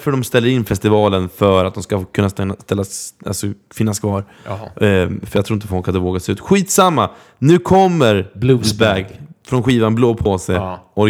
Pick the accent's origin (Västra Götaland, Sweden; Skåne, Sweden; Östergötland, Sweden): Östergötland, Sweden; Norrköping; vi ska till min hemstad Norrköping.